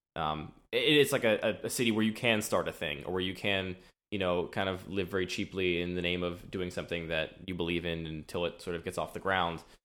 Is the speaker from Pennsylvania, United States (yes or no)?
yes; suburbs outside of Philadelphia, Pennsylvania, United States; now in Baltimore, United States; I was raised in the suburbs outside of Philadelphia